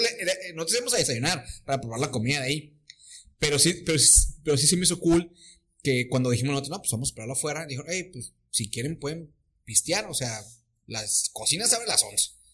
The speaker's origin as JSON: {"language": "Spanish", "country": "Mexico", "said": "Venimos de México"}